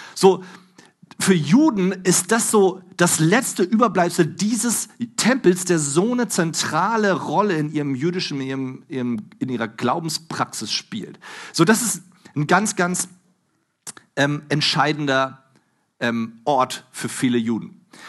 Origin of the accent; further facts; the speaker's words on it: Germany; Bei uns in Deutschland